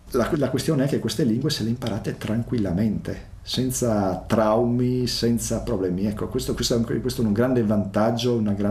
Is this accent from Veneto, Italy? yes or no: no; village below Mount Matajur, Friuli-Venezia Giulia, Italy; Italian is a second language; c'era in paese c'era una caserma allora sul, sotto il Mattaiur c'era una caserma della Guardia di Finanza